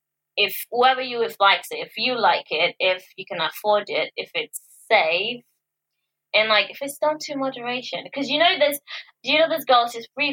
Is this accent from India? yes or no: no; Nigeria; now in United Kingdom; growing up in Nigeria, I had a different perception of those things, and when I came to the UK